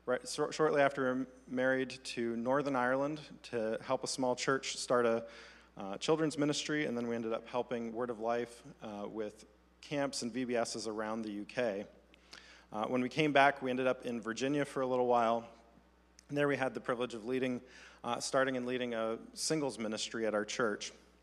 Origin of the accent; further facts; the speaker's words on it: Côte d’Ivoire; I grew up in mostly in the Ivory Coast, West Africa.